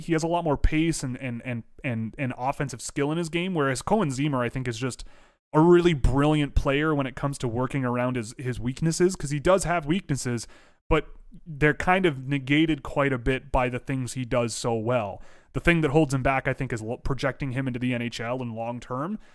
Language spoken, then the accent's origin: English; Canada; I'm Canadian